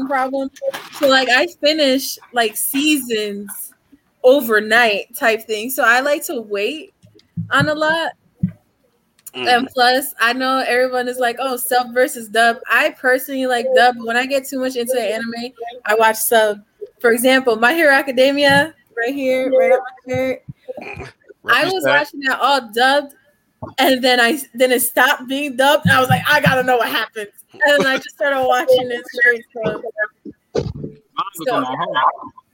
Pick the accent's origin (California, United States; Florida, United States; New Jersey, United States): New Jersey, United States; now in Pennsylvania, United States; I'm originally from Jersey, so I'm a Jersey girl